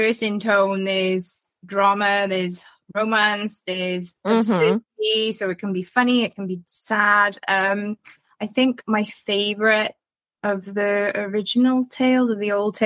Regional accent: Welsh, Wales, United Kingdom; I'm a Welsh author. I live in Wales

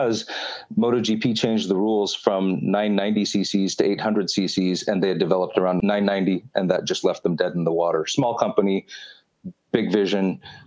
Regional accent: Front Range of the Colorado Rockies, United States; also born or lived in Montreal, Canada; now in Canada; I actually was born in Montreal, of all places, and 4 years into life, my parents moved to Colorado, where my mother was from, and I grew up in the Front Range of the Colorado Rockies.

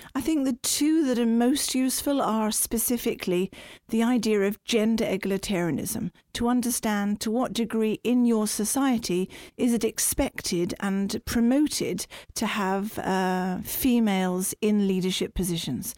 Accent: United Kingdom; now in Norway; as a British person

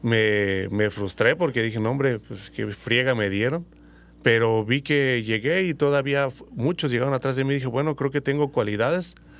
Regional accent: Uruapan, Michoacán, Mexico; Soy nativo aquí de Uruapa, Michoacán

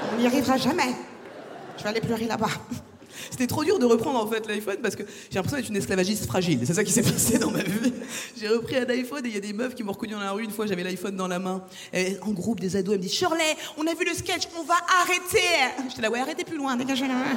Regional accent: France; je suis française

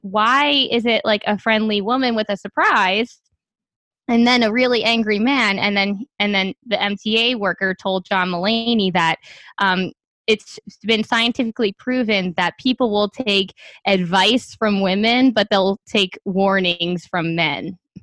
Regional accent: New York City, New York, United States; I'm from Staten Island

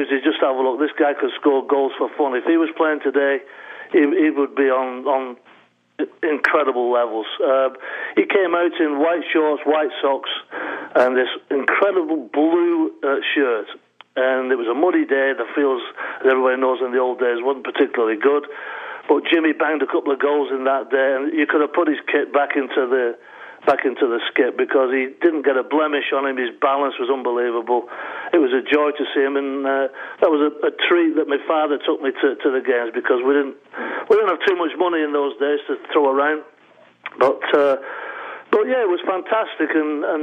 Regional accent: Bolton, North West England, United Kingdom; moved away; I was born in Bolton, a little town called Falmouth, just outside Bolton. So Bolton Wanderers was my team

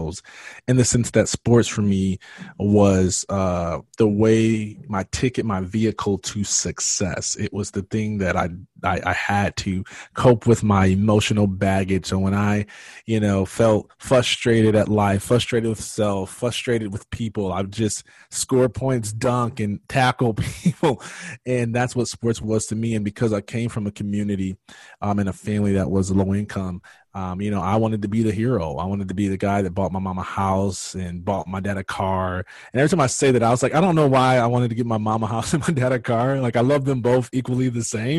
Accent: Michigan, United States; now in Georgia, United States; I live in Georgia now. I am from Michigan

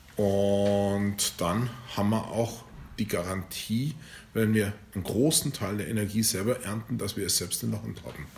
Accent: the south of Bavaria, Germany; ich komme aus dem Süden von Bayern

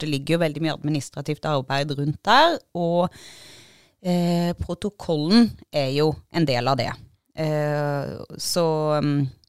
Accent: Agder, Norway; vi er jo sørlendinger

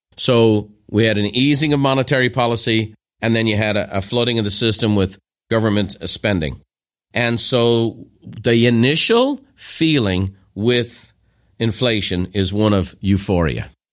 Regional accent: Ireland; moved away as an adult; now in United States; as an Irishman who became an American

